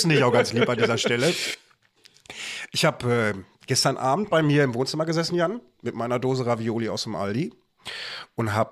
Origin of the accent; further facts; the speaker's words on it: Bochum, North Rhine-Westphalia, Germany; also born or lived in Gelsenkirchen; aus Bochum. Ähm, ist, äh, aus dem Stadtteil Wattenscheid.